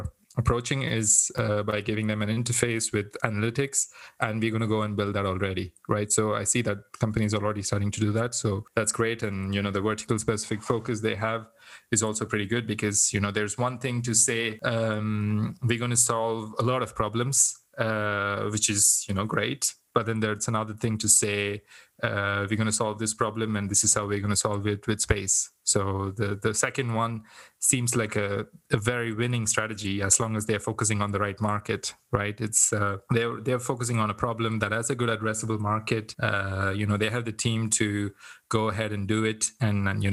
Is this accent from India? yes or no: yes; India; I come from India